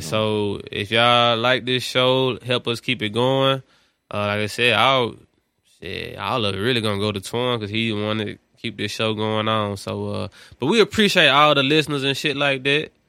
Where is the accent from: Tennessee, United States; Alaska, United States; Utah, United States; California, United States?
Tennessee, United States; Memphis; my hometown, Memphis.